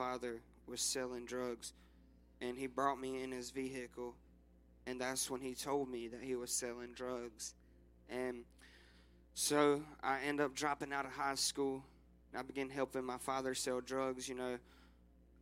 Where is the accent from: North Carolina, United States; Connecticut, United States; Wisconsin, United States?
North Carolina, United States; Rockingham; I was born and raised in Rockingham, North Carolina